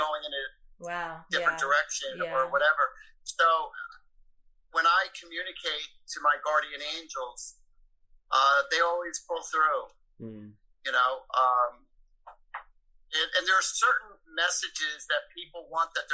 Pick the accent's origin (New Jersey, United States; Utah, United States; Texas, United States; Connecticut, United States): New Jersey, United States; Woodbridge; I grew up in Woodbridge, New Jersey.